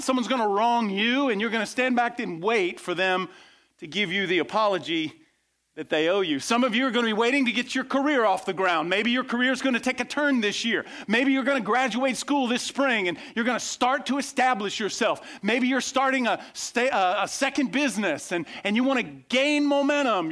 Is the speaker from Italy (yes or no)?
no; west coast of Florida, United States; I grew up on the west coast of Florida.